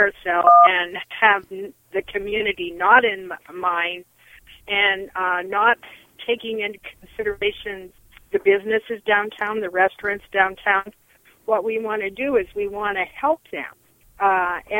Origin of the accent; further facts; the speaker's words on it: Eugene, Oregon, United States; now in Albany, United States; I was born in Eugene. I have been around here all my life in different parts.